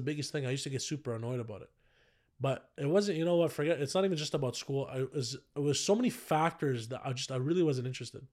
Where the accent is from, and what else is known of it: Ottawa, Ontario, Canada; born or raised there